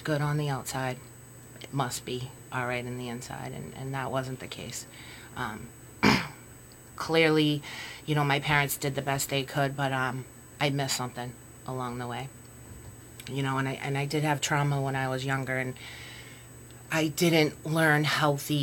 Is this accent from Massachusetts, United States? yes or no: yes; Waltham, Massachusetts, United States; I grew up, I come from Waltham, and there's alcoholism in my family.